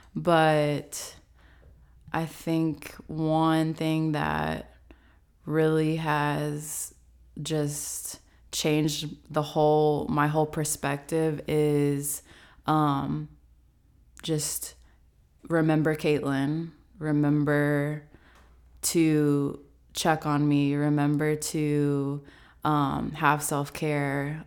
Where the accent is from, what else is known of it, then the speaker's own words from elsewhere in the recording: Franklin, United States; moved away as an adult; also born or lived in Chattanooga; now in Atlanta, United States; I am originally from Franklin